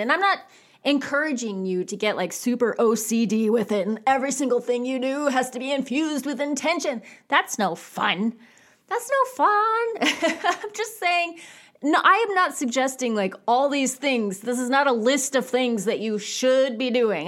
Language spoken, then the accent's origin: English; California, United States; I grew up in California